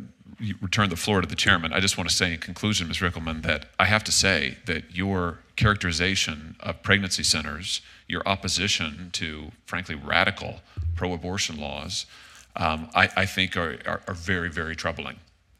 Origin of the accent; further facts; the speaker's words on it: Missouri, United States; including in my home state of Missouri